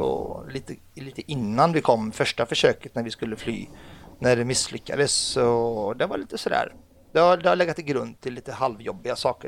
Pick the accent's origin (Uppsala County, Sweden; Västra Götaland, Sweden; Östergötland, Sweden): Västra Götaland, Sweden; Ulricehamn; Swedish is a second language; also born or lived in Lebanon / Bekaa Valley, Lebanon / Nässjö, Sweden; jag är född i Libanon ja. eh, och kom till Sverige när jag var sju år